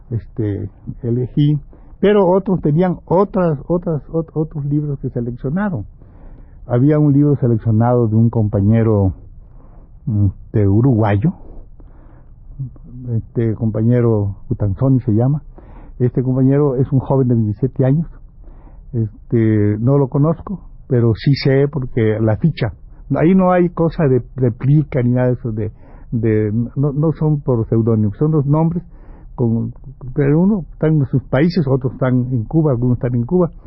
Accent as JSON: {"language": "Spanish", "country": "Mexico", "said": "entonces éramos un compañero cubano, un compañero eh, este, ecuatoriano, un chicano y yo, que creo que soy mexicano."}